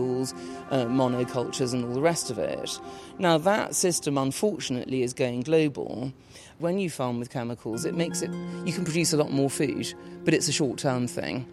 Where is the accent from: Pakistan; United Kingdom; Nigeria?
United Kingdom; London; I am a Londoner